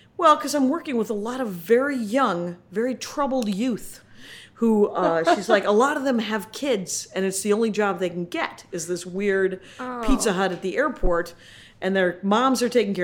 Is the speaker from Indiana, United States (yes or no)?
no; Milwaukee, Wisconsin, United States; moved away as an adult; also born or lived in Minneapolis; now in Los Angeles, United States; We're from Milwaukee